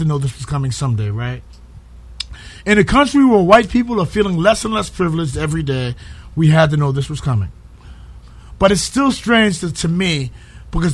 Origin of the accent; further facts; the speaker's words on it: New York City, New York, United States; near where I grew up in Harlem.